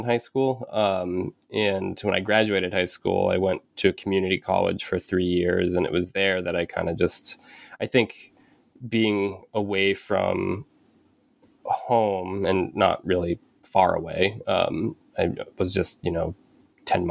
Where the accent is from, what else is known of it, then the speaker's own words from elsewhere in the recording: Penobscot Indian Nation, Maine, United States; also born or lived in Bridgeport, Connecticut / New Hampshire; So I was born in Bridgeport, Connecticut, and I moved to Maine when I was about six with my mom. And I grew up on the Penobscot Indian Nation.